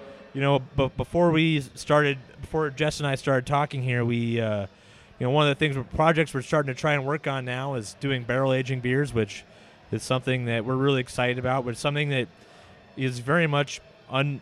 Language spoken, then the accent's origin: English; Seattle, Washington, United States; also born or lived in Marietta, Ohio; I was born and raised in Seattle